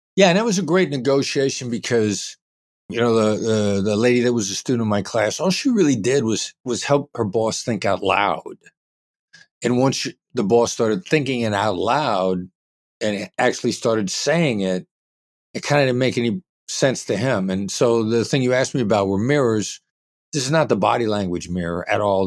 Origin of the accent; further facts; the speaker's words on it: Iowa, United States; moved away as an adult; also born or lived in Kansas City, Missouri; I grew up in Iowa, small town Midwestern guy